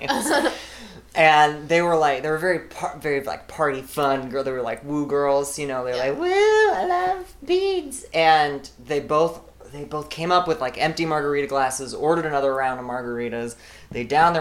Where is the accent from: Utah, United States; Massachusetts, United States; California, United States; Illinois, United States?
Illinois, United States; smalltown; moved away as an adult; also born or lived in New York / Los Angeles; now in Chicago, United States; I had to move back to my hometown and moved in with my mom